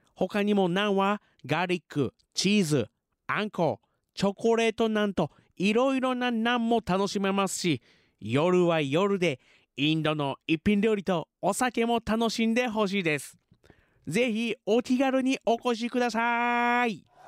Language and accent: Japanese; Fuji, Shizuoka, Japan; 生まれも育ちも静岡県富士市